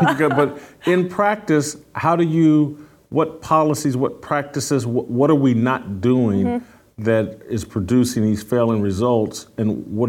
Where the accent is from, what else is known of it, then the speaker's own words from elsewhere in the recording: California, United States; now in Nashville, United States; You know, I came from California, came here to Nashville.